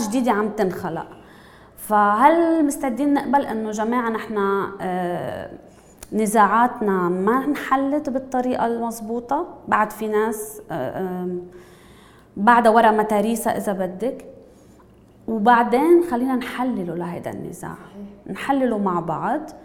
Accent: Lebanon; نحن كلبنانيه

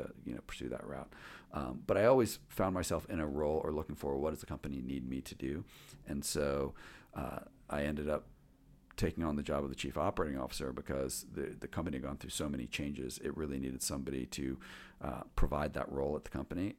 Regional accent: Chevy Chase, Maryland, United States; I grew up in the Washington, D C area, um, in, um, uh, Chevy Chase, Maryland, Chevy Chase, Bethesda

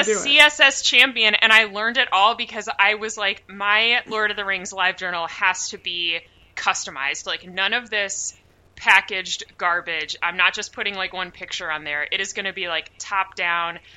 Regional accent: United States; I have Norwegian heritage, but I'm just American

